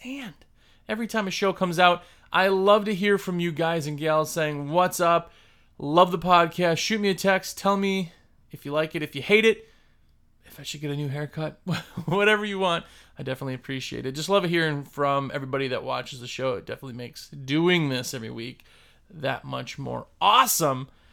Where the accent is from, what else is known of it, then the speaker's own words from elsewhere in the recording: Wisconsin, United States; moved away; I'm originally from Wisconsin